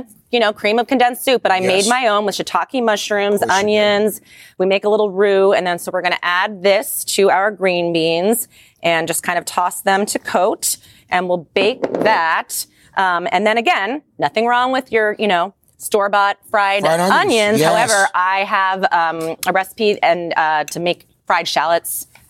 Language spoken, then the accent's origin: English; Minnesota, United States; I'm from Minnesota, you know, the home of casseroles and hot dish.